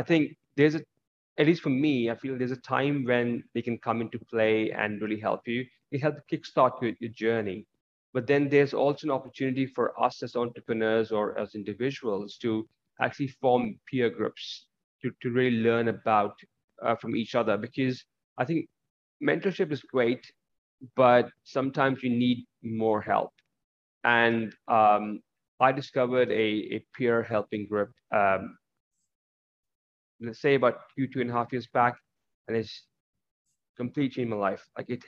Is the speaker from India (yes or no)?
yes; India; also born or lived in Middle East; I was brought up in the Middle East and some parts of it in India.